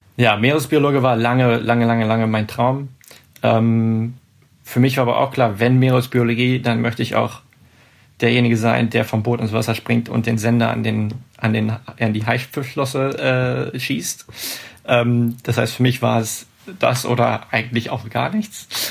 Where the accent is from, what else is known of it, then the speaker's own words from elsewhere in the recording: Hanover, Lower Saxony, Germany; Hannover, meine, meine Heimatstadt